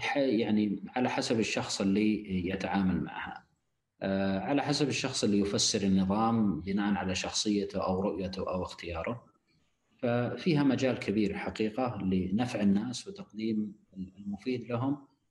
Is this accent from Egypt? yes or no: no; Saudi Arabia; لبلدنا المملكه العربيه السعوديه